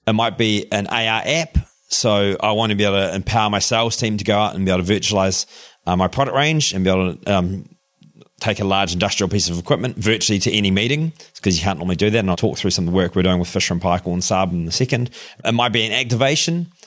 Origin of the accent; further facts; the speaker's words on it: Darfield, Canterbury, New Zealand; accent: New Zealand twang; moved away; I grew up on the farm there in just outside of Christchurch, a little place called Darfield.